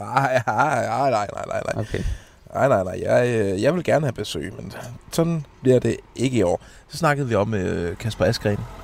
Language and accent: Danish; Denmark; vi er fra Danmark